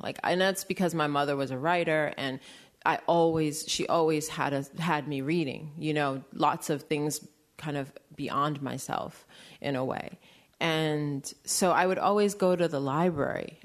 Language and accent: English; New York City, New York, United States; also born or lived in Maine; I grew up in New York City